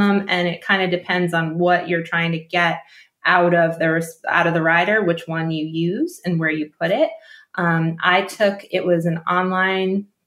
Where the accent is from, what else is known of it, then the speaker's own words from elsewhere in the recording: New Jersey, United States; I grew up in New Jersey